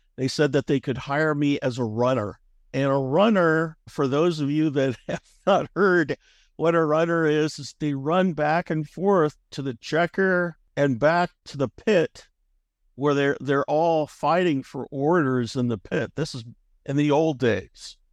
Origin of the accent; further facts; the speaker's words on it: Omaha, Nebraska, United States; I grew up in Omaha, Nebraska